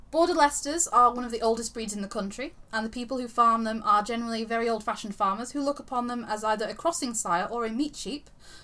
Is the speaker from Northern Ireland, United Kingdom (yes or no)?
no; Yorkshire and the Humber, United Kingdom; I'm from Yorkshire.